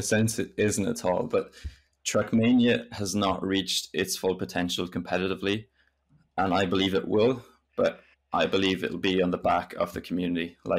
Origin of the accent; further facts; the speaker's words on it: France; English is a second language; And then that comes from growing up in France, which I spent, yeah, most of my life in France, basically.